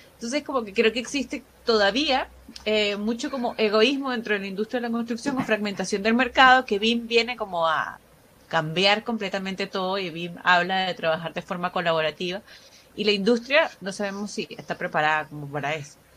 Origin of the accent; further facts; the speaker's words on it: Venezuela; moved away as an adult; now in Chile; soy venezolana y tengo cinco años en Chile